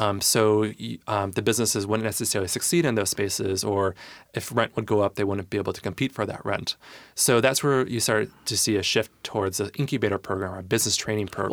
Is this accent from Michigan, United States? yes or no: yes; Michigan, United States; moved away as an adult; now in Tacoma, United States; I grew up in Michigan, went to school in Michigan